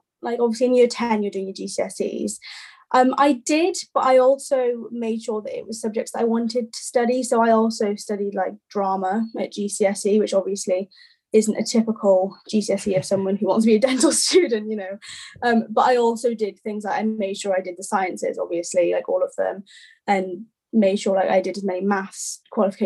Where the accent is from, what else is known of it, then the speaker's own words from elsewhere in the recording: Wales, United Kingdom; I'm actually from Wales